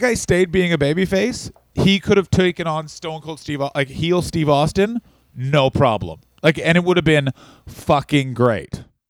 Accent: Ottawa, Ontario, Canada; my hometown Ottawa

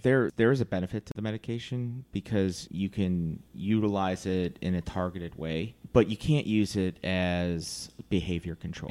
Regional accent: Virginia Beach, Virginia, United States; moved away; I grew up in Virginia Beach

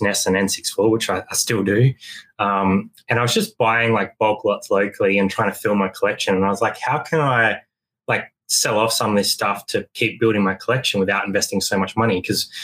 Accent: Australia; we are two Aussie thrifters, reselling couple down here in Australia

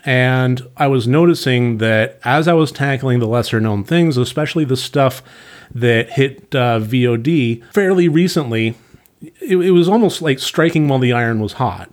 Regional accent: San Diego, California, United States; I grew up in San Diego

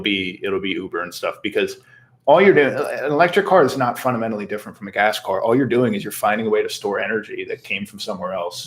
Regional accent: United States; accent: a little bit of Philly, a little bit of South Jersey, a little bit of North Jersey Jew; I have a little bit of Philly, a little bit of South Jersey, and just a little bit of North Jersey Jew

